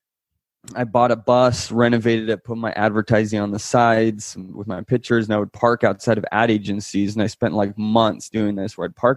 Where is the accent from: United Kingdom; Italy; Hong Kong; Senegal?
Italy; moved away; I was born in Italy.